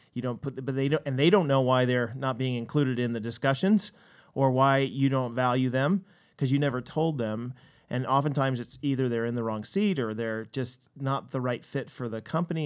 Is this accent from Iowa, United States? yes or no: no; Seattle, Washington, United States; we're American